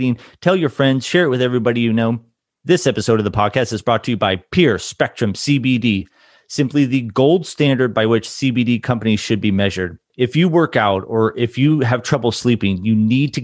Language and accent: English; Newport Beach, California, United States; moved away as an adult; also born or lived in Anthem, Arizona; I grew up in Newport Beach, Orange County area